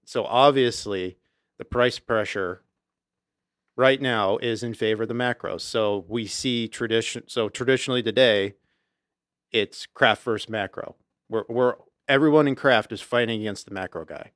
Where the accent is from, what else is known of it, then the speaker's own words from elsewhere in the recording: Auburn, United States; we grew up in Auburn